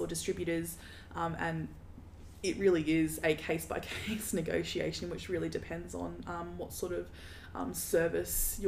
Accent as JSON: {"language": "English", "town": "Darwin", "region": "Northern Territory", "country": "Australia", "tie": "born or raised there", "moved": "as an adult", "lives_now": "Brisbane, Australia", "said": "I grew up in Darwin"}